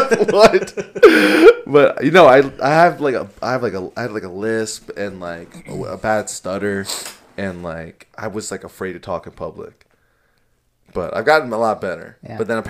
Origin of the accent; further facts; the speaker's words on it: Morocco; first language Moroccan Arabic; English is a second language; Because I didn't speak English initially. I spoke Arabic. So it was like, I took like ESL classes as a kid.